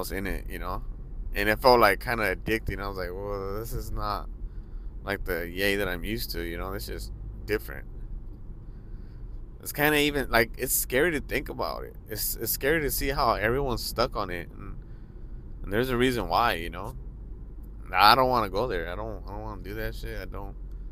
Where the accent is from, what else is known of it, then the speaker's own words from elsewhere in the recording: Los Angeles, California, United States; I grew up in Hollywood